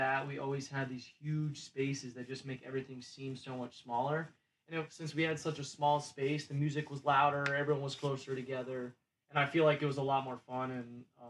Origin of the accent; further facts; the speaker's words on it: Columbus, Ohio, United States; moved away; I'm from Columbus, Ohio.